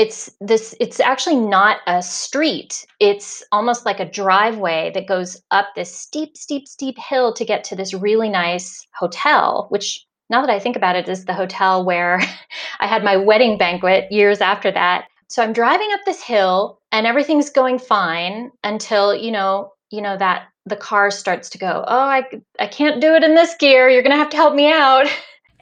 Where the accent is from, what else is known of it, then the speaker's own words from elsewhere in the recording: Indiana, United States; moved away as an adult; now in Cuenca, Spain; I grew up in Indiana, which is, you know, corn country, flat, flat, flat